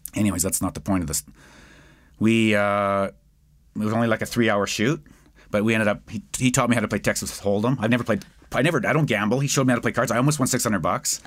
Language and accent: English; Edmonton, Alberta, Canada; I'm from West Edmonton